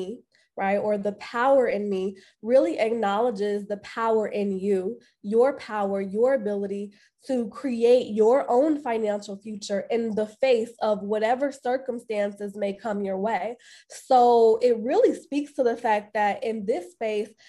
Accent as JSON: {"language": "English", "town": "Chicago", "region": "Illinois", "country": "United States", "tie": "born or raised there", "said": "I am born and raised on the south side of Chicago"}